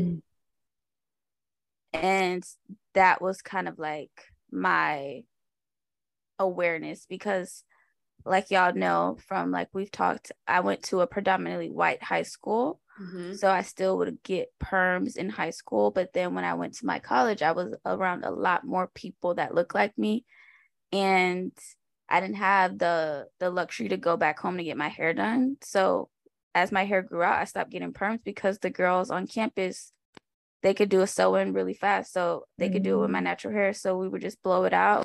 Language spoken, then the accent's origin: English; Miami, Florida, United States; we grew up in Miami, so we were around other Black kids